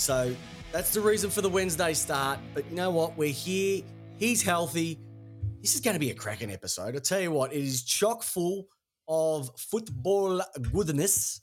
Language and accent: English; Melbourne, Victoria, Australia; We're from Melbourne